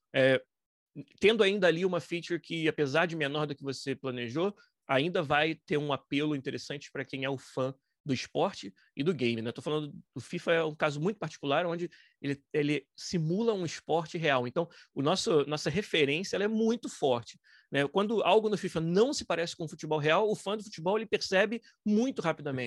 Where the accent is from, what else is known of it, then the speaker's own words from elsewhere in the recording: Niterói, Rio de Janeiro, Brazil; moved away as an adult; now in Vancouver, Canada; Foi um estúdio de desenvolvimento de games em Niterói, no estado do Rio, que é de onde eu sou